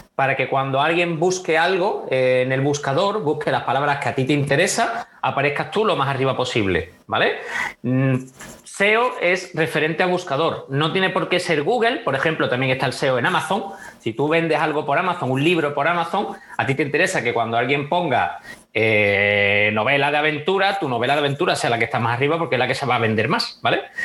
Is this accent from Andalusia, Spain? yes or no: yes; Huelva, Andalusia, Spain; also born or lived in America / Italy; soy de Huelva